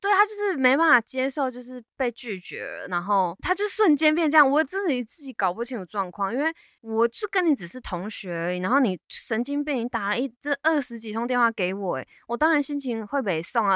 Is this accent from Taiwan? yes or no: yes; Taiwan; moved away as an adult; now in Canada; 我是台湾人